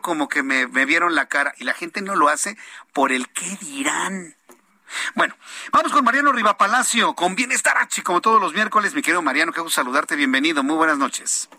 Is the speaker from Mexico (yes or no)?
yes; Mexico